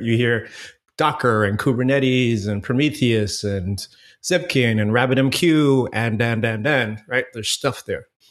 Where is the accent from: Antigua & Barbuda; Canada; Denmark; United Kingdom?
Antigua & Barbuda; moved away as an adult; now in Fort Lauderdale, United States; born and raised in Antigua, man. I lived in the Caribbean until I was about nineteen years old and, you know, came to Florida for school